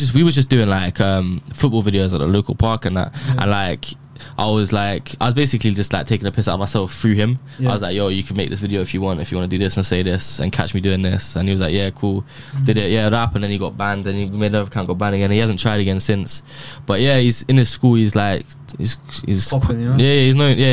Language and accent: English; Bedford, East of England, United Kingdom; I grew up in Bedford, where I live now.